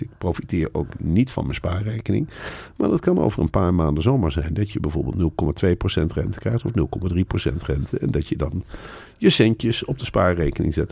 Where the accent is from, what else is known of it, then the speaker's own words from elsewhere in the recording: Netherlands; zijn wij Nederlanders